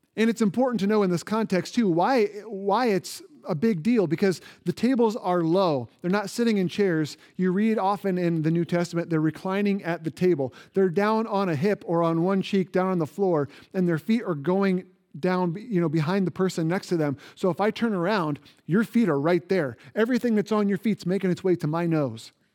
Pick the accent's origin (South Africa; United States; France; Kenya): United States; Indiana; moved away; Indiana, which is my home state